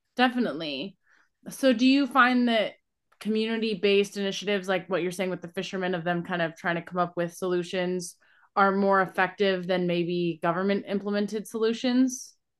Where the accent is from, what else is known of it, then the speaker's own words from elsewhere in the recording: Columbus, Ohio, United States; I'm from Columbus originally, so also from nowhere near the ocean